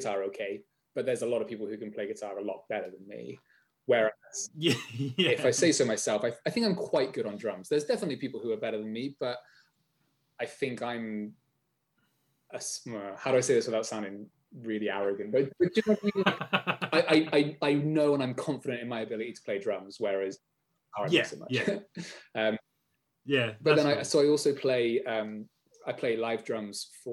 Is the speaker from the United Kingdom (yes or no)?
yes; Bath, South West England, United Kingdom; also born or lived in United States; I grew up in Bath